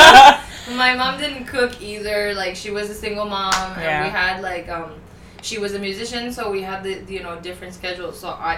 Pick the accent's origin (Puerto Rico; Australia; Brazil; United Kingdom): Puerto Rico; I am a Chinese-born Puerto Rican is what I would like to consider myself, right? I know that the term is Chinese-born American, but I was born in Puerto Rico. My mother and my father are both Chinese.